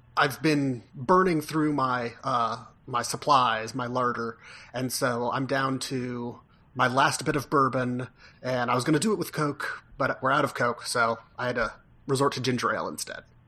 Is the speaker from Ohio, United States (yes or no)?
yes; Ohio, United States; now in Virginia, United States